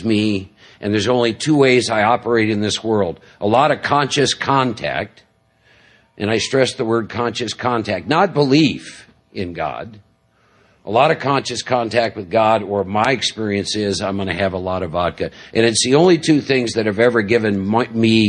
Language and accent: English; Midwest, United States; born and raised in the Midwest